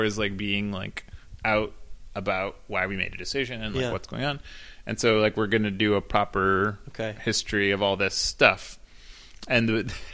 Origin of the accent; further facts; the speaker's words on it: Cleveland, Ohio, United States; now in Portland, United States; Cleveland informs me way more than Portland does